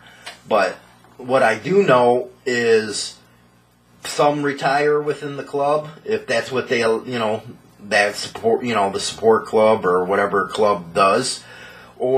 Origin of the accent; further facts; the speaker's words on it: Chicago, Illinois, United States; I grew up in Chicago